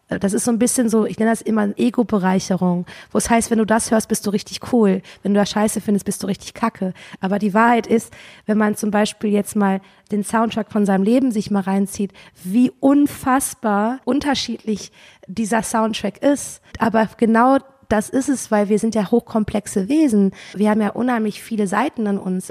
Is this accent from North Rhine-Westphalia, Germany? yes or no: yes; Cologne, North Rhine-Westphalia, Germany; ich komme ja aus Köln